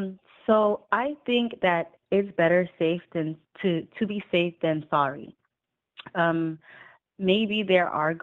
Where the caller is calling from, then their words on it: Massachusetts, United States; I'm calling from Massachusetts.